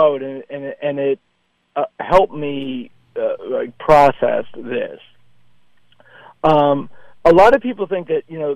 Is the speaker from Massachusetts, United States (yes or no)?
yes; Boston, Massachusetts, United States; also born or lived in Hopedale-Milford area; It's my hometown